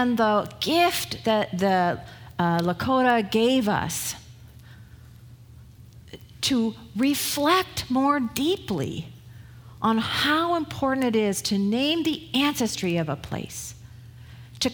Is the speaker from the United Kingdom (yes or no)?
yes; United Kingdom; moved away; I'm British, right? So that's my ancestry